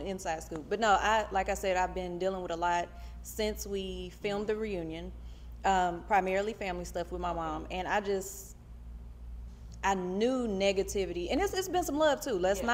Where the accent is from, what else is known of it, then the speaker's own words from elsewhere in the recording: Oklahoma City, Oklahoma, United States; I went to a predominantly white school in Oklahoma City